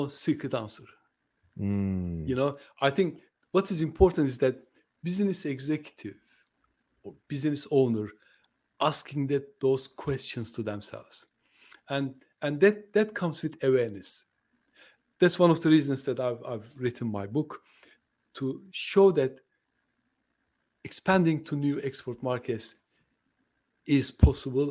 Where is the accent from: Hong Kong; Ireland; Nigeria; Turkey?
Turkey; first language Turkish; English is a second language; moved away; I'm from Turkey